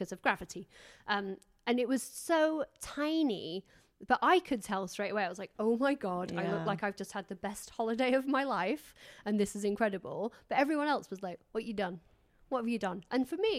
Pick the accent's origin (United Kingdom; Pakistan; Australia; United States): United Kingdom; England; I'm too English